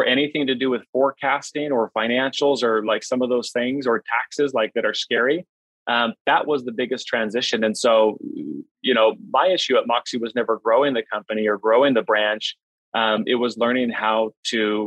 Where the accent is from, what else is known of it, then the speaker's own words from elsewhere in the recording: Phoenix, Arizona, United States; I live in Phoenix now. I grew up in Phoenix.